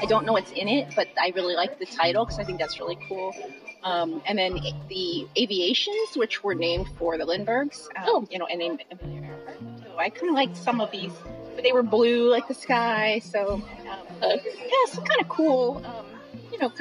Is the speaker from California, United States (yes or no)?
no; Philadelphia, Pennsylvania, United States; I grew up in Philadelphia